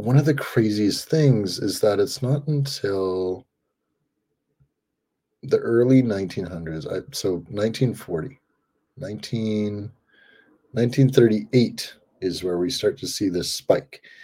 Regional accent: Comox Valley, Vancouver Island, British Columbia, Canada; growing up here on Vancouver Island

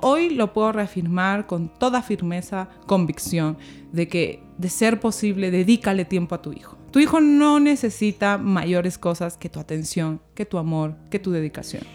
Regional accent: Peru; now in Mexico; somos los peruanos

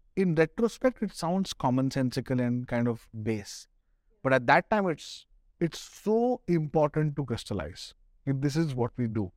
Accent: Pune, Maharashtra, India; now in Delhi, India; I'm from Pune

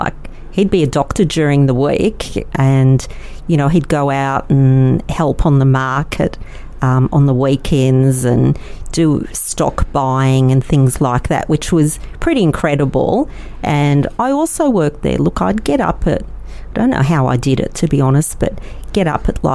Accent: Melbourne, Victoria, Australia; first language Yiddish; English is a second language; I was born here in Melbourne.

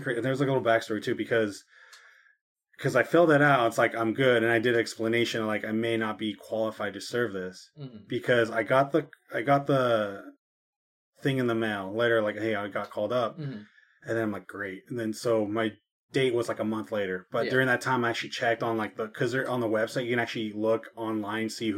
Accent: United States; as an American

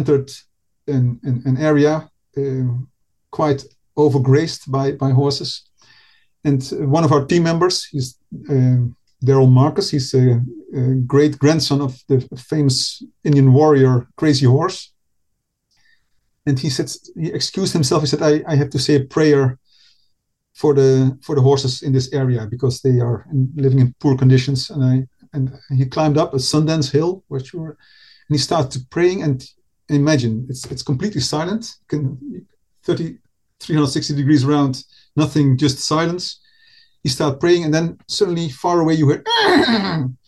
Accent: Nijmegen, Gelderland, Netherlands; my hometown, Nijmegen

